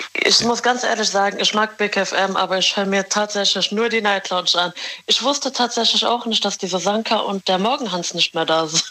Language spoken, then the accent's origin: German; Morocco; Ich bin Marokkanerin.